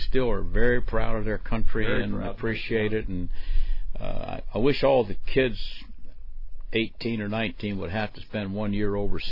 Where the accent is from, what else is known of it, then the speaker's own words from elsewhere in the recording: Maryland, United States; I was born and raised in Maryland